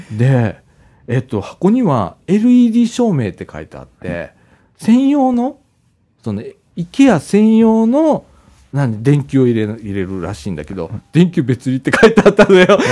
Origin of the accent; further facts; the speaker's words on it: Takatsuki, Osaka, Japan; now in Ibaraki, Japan; もともと生まれ育ったのは高槻市だった